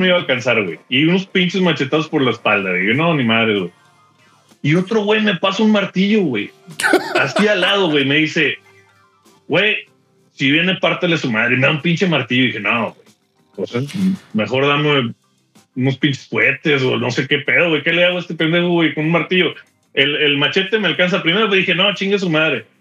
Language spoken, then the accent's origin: Spanish; Mexico; moved away as an adult; also born or lived in Houston; now in Dallas, United States; soy mexicano.